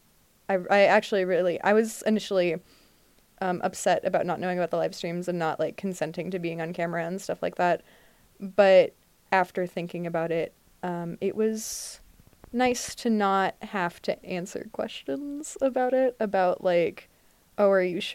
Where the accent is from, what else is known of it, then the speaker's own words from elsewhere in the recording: Texas, United States; now in Ohio, United States; kids in my hometown in Texas